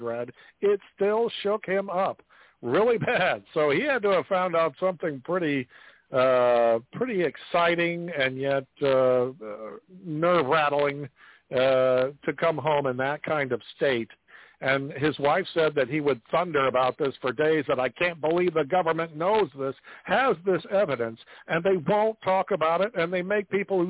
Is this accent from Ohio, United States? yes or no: no; Cape Girardeau, Missouri, United States; That was my hometown